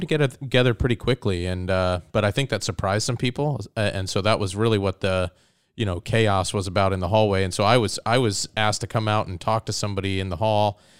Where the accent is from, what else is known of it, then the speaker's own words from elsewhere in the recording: Soldotna, Alaska, United States; also born or lived in Ohio; I grew up in the Kenai Soldotna area. I, I moved there with my family when I was nine